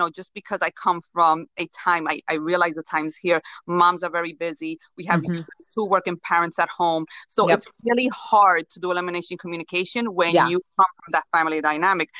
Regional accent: Puerto Rico; moved away; I come from Puerto Rico

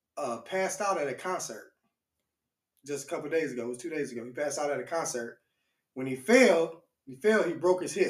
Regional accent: Detroit, Michigan, United States; being born and raised in Detroit

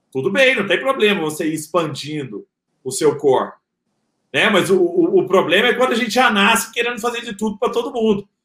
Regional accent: Araguari, Minas Gerais, Brazil; o cara que quisesse dar aula de culinária vegana em Araguari, minha cidade natal

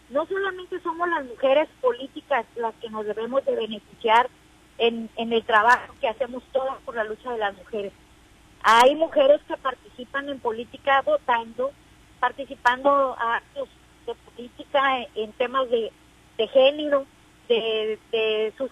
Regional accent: Mexico; para nosotros como mexicanas llegamos tarde, pero también ya ya ya llegamos.

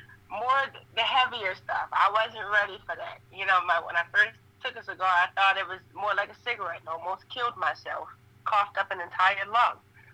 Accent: Baltimore, Maryland, United States; I am from Baltimore, born and raised.

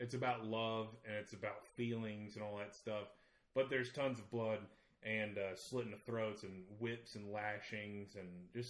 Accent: the South, United States; accent: southern; my southern accent, redneck at parties up here, flawless.

